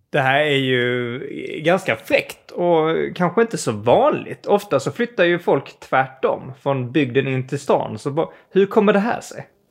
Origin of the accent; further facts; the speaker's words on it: Skåne, Sweden; jag kommer från Skåne